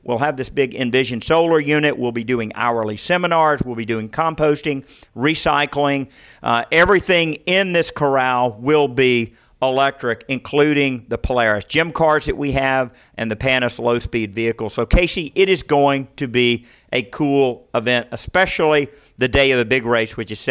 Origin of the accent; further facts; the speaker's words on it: California, United States; I'm from California